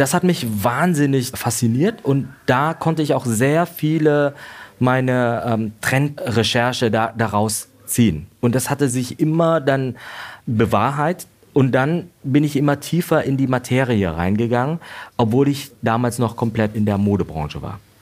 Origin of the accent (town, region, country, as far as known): Vietnam; born or raised there; now in Germany